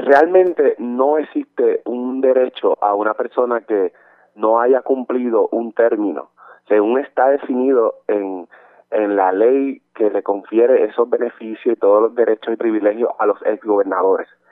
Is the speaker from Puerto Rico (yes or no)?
yes; Barranquitas, Puerto Rico; yo soy de Barranquita y en el distrito de Barranquita